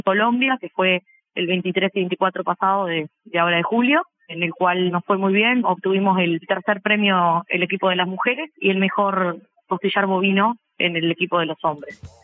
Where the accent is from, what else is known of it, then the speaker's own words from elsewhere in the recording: Sarandí del Yí, Durazno, Uruguay; moved away as an adult; now in Montevideo, Uruguay; soy del interior del país, de Sarandí de Sí, pero vivo en Montevideo hace 12 años que me vine a estudiar